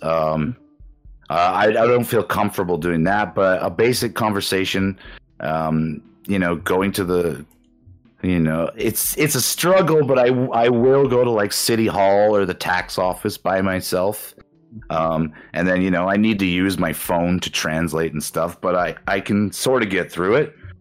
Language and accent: English; Canada; moved away as an adult; also born or lived in Osaka, Japan; now in Japan; my hometown in Canada